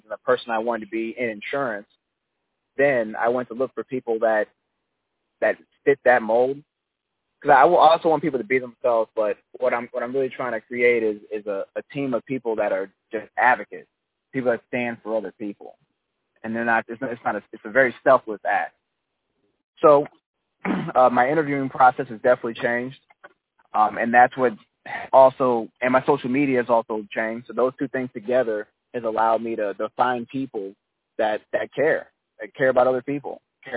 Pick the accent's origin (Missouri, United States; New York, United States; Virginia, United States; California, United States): Missouri, United States; St. Louis; where I'm from St. Louis, Missouri.